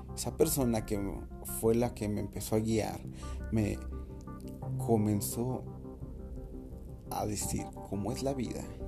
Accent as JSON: {"language": "Spanish", "country": "Mexico", "said": "nosotros como mexicanos"}